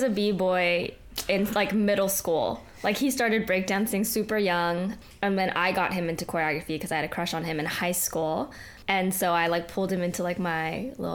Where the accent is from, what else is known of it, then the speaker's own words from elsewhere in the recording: Bay Area, California, United States; moved away as an adult; now in Los Angeles, United States; we're from the Bay, but I moved down to L.A. for college, and then I stayed for dance.